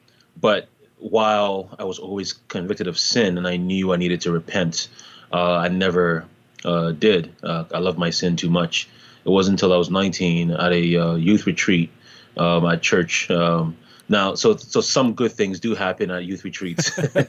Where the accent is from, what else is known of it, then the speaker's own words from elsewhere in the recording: Toronto, Ontario, Canada; also born or lived in Ghana / Montreal; now in United States; But I was born originally in Ghana, West Africa, and I moved to Canada when I was 10 years old. Originally, I lived in Montreal, the French city in Canada, and then I moved to Toronto when I was about 13.